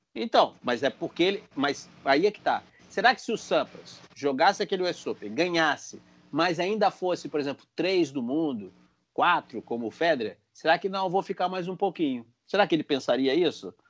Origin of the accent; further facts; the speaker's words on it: Brazil; nós somos brasileiros, normal brasileiro